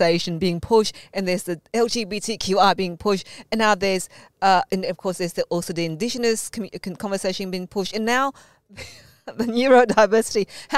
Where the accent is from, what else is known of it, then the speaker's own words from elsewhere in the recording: Malaysia; being Malaysian Chinese, but also, you know, the Anglo-Saxon name, that means you combine both worlds